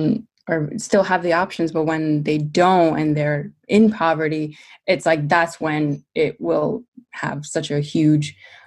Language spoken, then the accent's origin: English; New York City, New York, United States; I was born in New York City